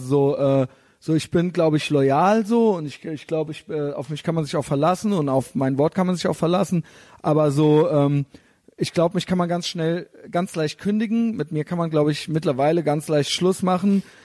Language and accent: German; Koblenz, Rhineland-Palatinate, Germany; moved away as an adult; now in Berlin, Germany; da, wo ich herkomme, also so in Koblenz-Neuwied